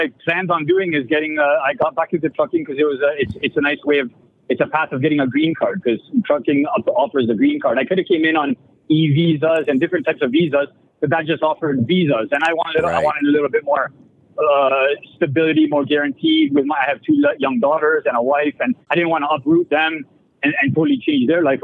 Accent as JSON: {"language": "English", "country": "Canada", "said": "I'm a Canadian"}